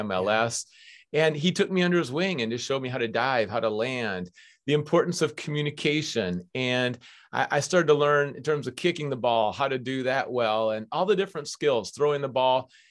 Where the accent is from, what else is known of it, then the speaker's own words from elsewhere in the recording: Minneapolis, Minnesota, United States; moved away as an adult; now in West Coast, United States; I grew up on the University of Minnesota campus